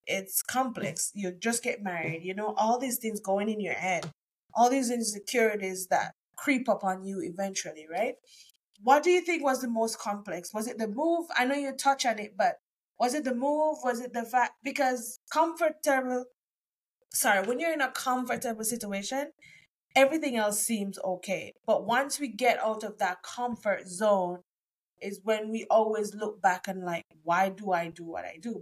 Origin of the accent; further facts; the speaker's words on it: Jamaica; moved away as an adult; now in Canada; I'm from Jamaica too